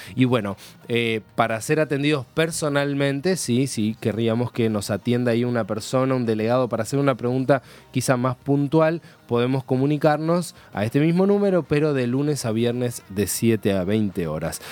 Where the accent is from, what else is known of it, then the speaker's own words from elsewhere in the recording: Argentina; tenemos a nuestra disposición como ciudadanos argentinos